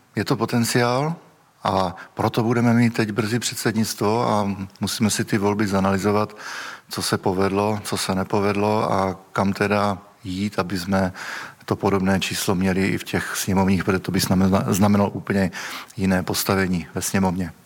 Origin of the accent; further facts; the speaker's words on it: Moravia, Czechia; já teda pocházím z Moravy